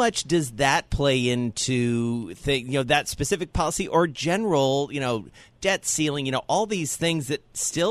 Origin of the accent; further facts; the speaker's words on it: the South, Southern United States, United States; accent: Southern; I'm all the way out in San Francisco. I think it's my Southern accent.